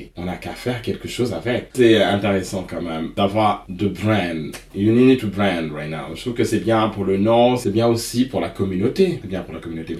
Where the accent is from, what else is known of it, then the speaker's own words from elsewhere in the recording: Senegal; moved away; also born or lived in Stockholm, Sweden; je suis né j'ai grandi en Afrique